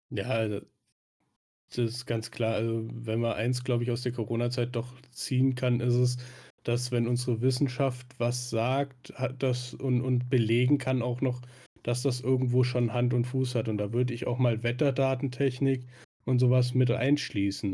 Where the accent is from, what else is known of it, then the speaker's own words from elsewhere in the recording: Swabia, Baden-Württemberg, Germany; da ich ja gebürtiger Schwabe bin